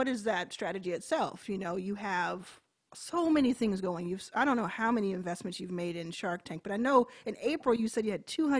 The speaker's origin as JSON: {"language": "English", "town": "Dallas", "region": "Texas", "country": "United States", "tie": "born or raised there", "moved": "yes", "said": "I grew up in Dallas"}